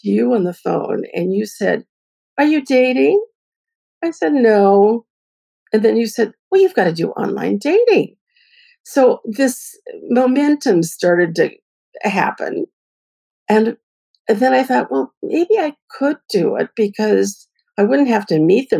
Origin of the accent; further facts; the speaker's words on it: Bay Area, California, United States; I'm from the Bay Area